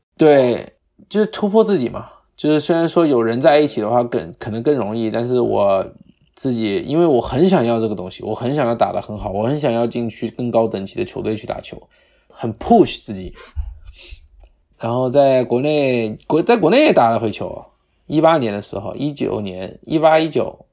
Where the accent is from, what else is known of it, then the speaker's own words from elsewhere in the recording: Guangdong, China; accent: Guangdong accent; also born or lived in Jamestown, United States / Arizona, United States; now in United States; 因为我们在广东长大的嘛